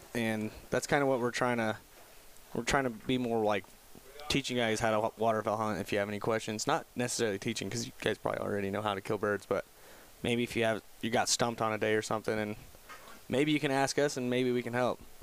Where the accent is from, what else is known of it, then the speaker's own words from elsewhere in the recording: Wyoming, United States; I'm actually originally from Wyoming